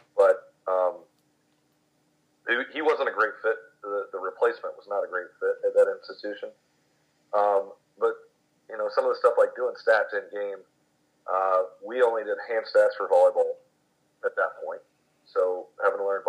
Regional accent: Gilmer, Texas, United States; now in Commerce, United States; When I was growing up in Gilmer, Texas

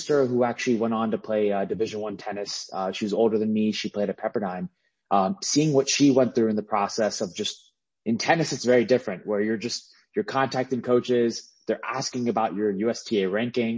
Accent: Bay Area, California, United States; also born or lived in Baltimore, Maryland; grew up out here in the Bay Area

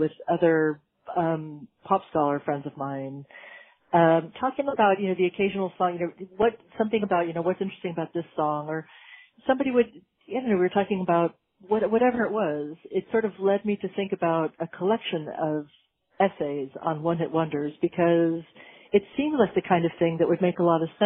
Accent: California, United States; also born or lived in Britain; now in United Kingdom; I'm from California originally

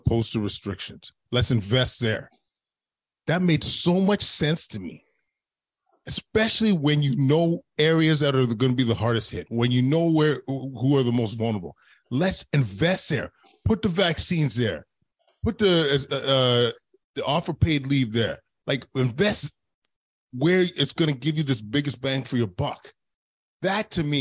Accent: Canada; as Canadians

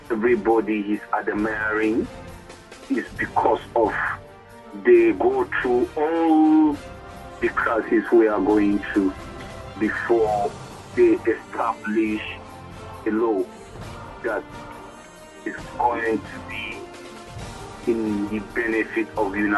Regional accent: Maiduguri, Borno, Nigeria; I'm from Maiduguri. I have a stock friend in Nigeria.

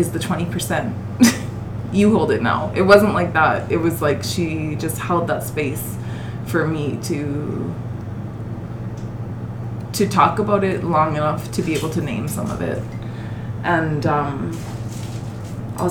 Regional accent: Bonnyville, Alberta, Canada; I say Penwayé because I'm from Bronnyville.

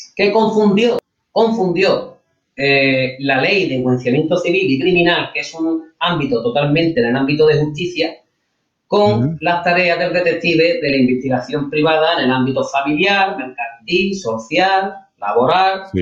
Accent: Spain

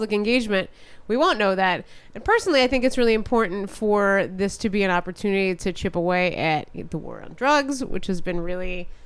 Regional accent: New Jersey, United States; Growing up in South Jersey

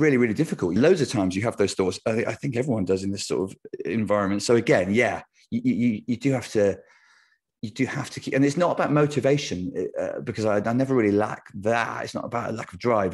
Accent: United Kingdom; for a British person

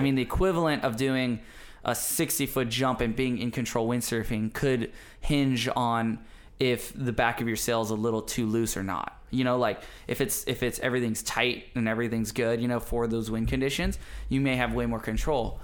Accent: Maui, Hawaii, United States; my development as a kid growing up on Maui

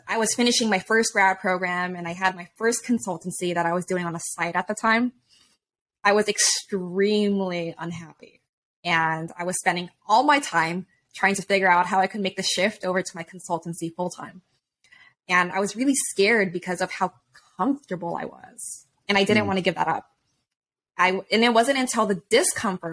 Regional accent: Hawaii, United States; moved away; I'm originally from Hawaii. My family's from there

